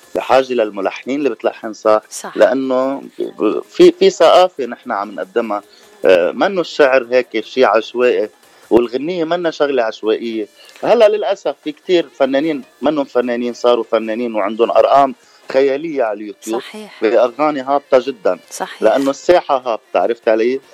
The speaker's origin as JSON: {"language": "Arabic", "country": "Lebanon", "said": "نحن كلبنانيه"}